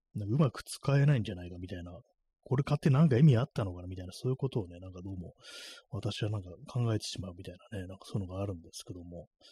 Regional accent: Tokyo, Japan; 東京にね、生まれ育った人間としてはね

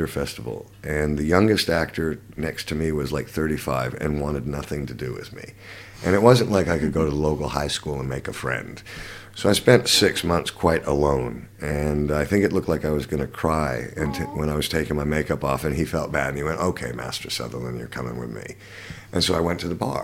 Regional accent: Canada; also born or lived in London, United Kingdom; now in Los Angeles, United States; I grew up in Canada.

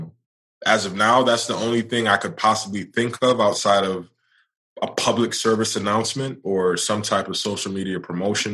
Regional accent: New York City, New York, United States; now in Charlotte, United States; I'm born and raised in New York.

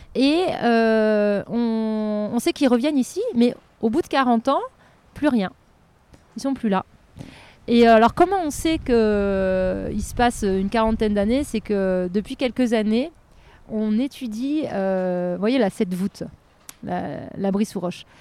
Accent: Lorraine, Grand Est, France; moved away; also born or lived in Nancy; je suis Lorraine à la base, donc j'étais à Nancy

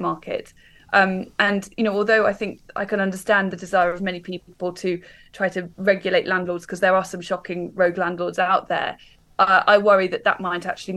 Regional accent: Warwickshire, West Midlands, United Kingdom; now in London, United Kingdom; I'm from Warwickshire. I grew up in the countryside. I didn't move to London

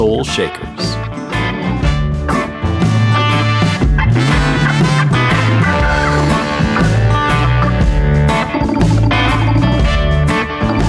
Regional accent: Canada; moved away as an adult; now in Nashville, United States

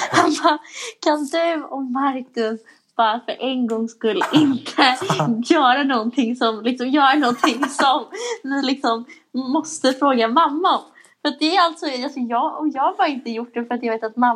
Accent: Sweden; jag är svensk, men, jag gillar svenskt.

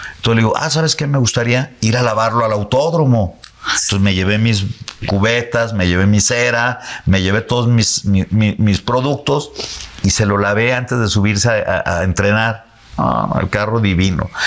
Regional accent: Mexico

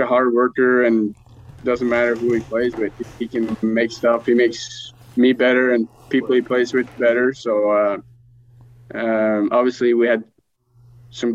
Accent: Norway; moved away; also born or lived in Sweden; growing up in Norway

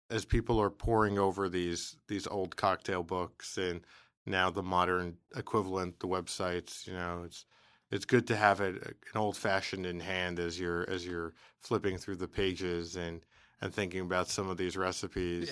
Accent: New York City, New York, United States; I was from the Bronx

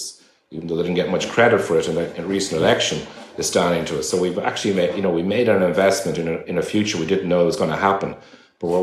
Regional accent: Ireland; we're all Irish people

